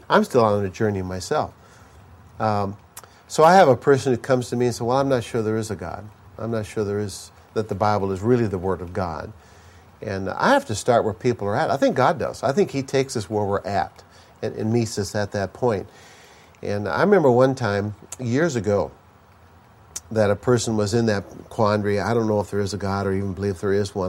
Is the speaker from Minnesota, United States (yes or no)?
yes; Minnesota, United States; I grew up in Minnesota.